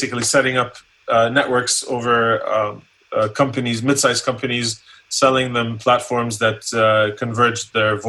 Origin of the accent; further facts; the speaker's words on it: Columbus, Ohio, United States; also born or lived in Jordan; the U.S. when I was 13. And then my parents went back to Jordan when I started college in Ohio. So I grew up in Ohio, mm-hmm. in Columbus.